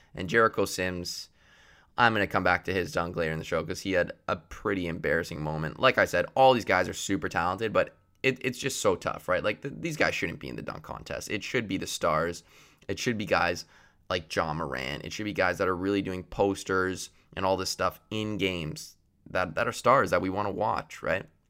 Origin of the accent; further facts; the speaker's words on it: Canada; I am Canadian